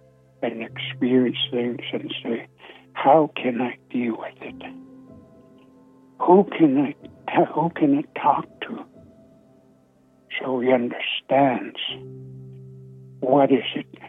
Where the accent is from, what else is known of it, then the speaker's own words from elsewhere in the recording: Siksika Nation, Alberta, Canada; my Blackfoot name. … I'm from Siksika Nation, not too far from Calgary.